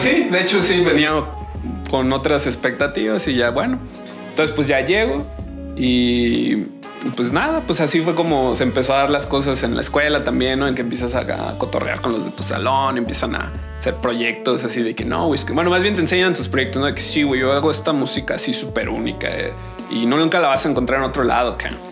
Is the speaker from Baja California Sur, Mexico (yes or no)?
yes; San José del Cabo, Baja California Sur, Mexico; moved away as an adult; now in Guadalajara, Mexico; yo soy de San José del Cabo